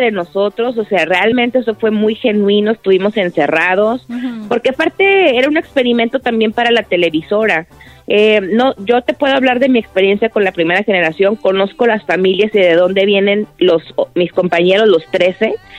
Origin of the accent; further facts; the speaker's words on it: Torreón, Coahuila, Mexico; soy de Torreón, Coahuila